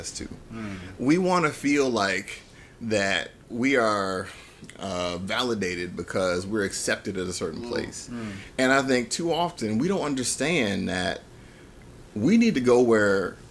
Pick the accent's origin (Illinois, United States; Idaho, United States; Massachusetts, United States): Illinois, United States; Chicago; I grew up in South Side of Chicago